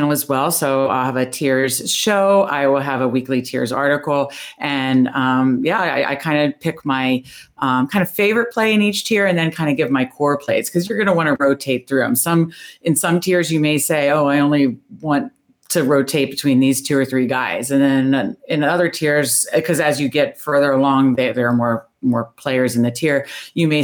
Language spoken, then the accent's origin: English; Northern Virginia, United States; now in Baltimore, United States; I grew up in Northern Virginia. I now live in Baltimore, so I'm a Washington fan in Ravens country, but I grew up in Northern Virginia